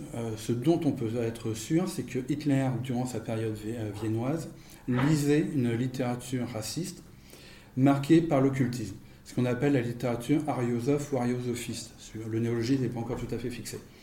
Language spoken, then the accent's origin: French; France; je suis français